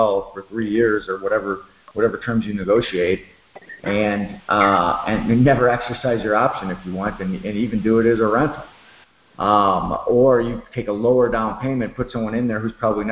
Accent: Chicago, Illinois, United States; moved away; I'm from Chicago, actually, originally

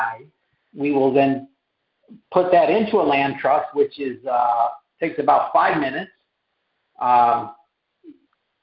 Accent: Rochester, New York, United States; I grew up in, I'm not New Jersey, but Western New York in the Rochester area

